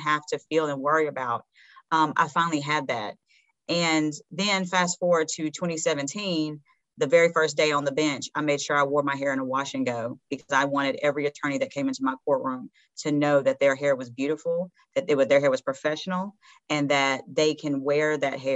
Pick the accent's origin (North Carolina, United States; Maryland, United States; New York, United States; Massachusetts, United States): North Carolina, United States; Hickory; I grew up in Hickory, North Carolina, which is a very small town